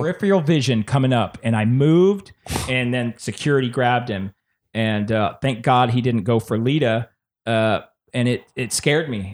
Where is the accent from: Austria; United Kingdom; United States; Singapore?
United States; San Antonio, Texas; I'm from Texas